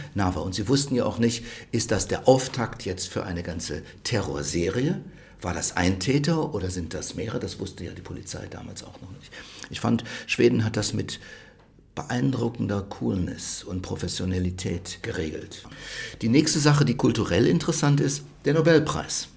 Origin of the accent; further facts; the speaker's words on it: Rhineland, Germany; moved away as an adult; now in Stockholm, Sweden; ich komme aus dem Rheinland